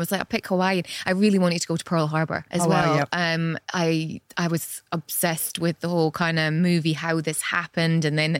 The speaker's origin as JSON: {"language": "English", "region": "Scotland", "country": "United Kingdom", "moved": "yes", "said": "I'm from Scotland."}